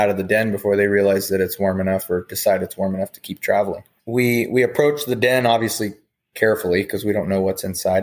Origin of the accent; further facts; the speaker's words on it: Wasilla, Alaska, United States; born and raised in Alaska in the town I still reside, Wasilla.